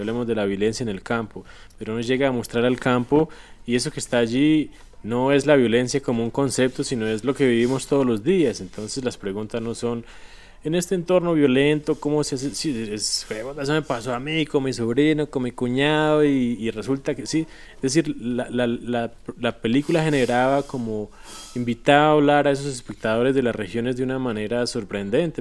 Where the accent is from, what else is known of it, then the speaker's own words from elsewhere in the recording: Colombia; como espectador colombiano